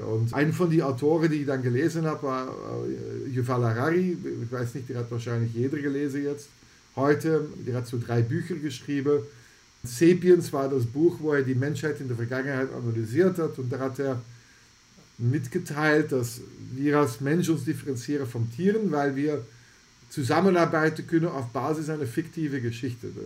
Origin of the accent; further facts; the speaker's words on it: Antwerp, Flanders, Belgium; German is a second language; moved away; Ich komme ursprünglich aus Antwerpen, das liegt in Belgien